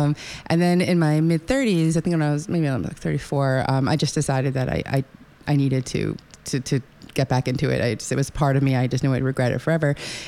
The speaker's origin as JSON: {"language": "English", "region": "New York", "country": "United States", "tie": "born or raised there", "said": "Yes, I was born on Long Island."}